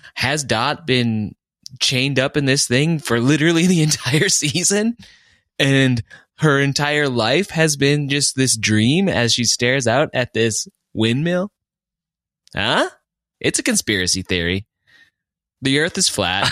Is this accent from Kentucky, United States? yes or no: no; Fargo, North Dakota, United States; now in Colorado, United States; I'm over here recording in Colorado. I'm originally from Fargo